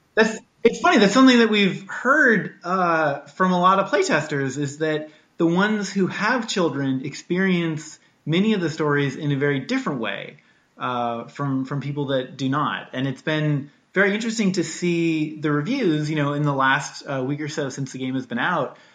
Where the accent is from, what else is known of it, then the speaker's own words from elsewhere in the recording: Washington, United States; growing up in Washington State, like flying a kite on a beach